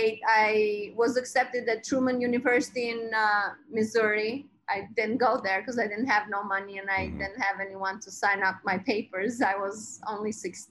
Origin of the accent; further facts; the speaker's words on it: Albania; now in Brooklyn, United States; I was born in Albania, and I was 10 years old, or about that age